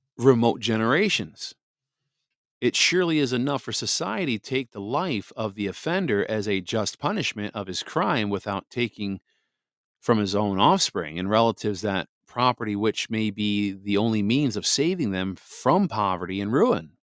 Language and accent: English; Wisconsin, United States; this is my home state, Wisconsin